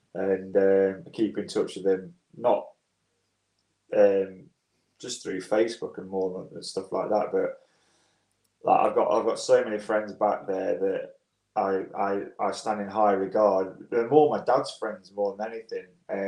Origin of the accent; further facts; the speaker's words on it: Swanwick, East Midlands, United Kingdom; also born or lived in Hitchin; I was born down, ironically, near Luton. I was born in Hitchin, and my dad was from Nottingham, so we moved up to Swanwick when I was 5 or 6 years old